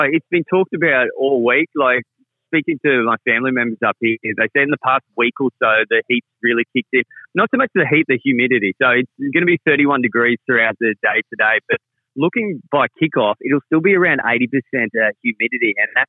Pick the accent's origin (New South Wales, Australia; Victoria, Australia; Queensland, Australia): Queensland, Australia; North; moved away; I've been up here all week, and I grew up in North Queensland. My parents still live here in Townsville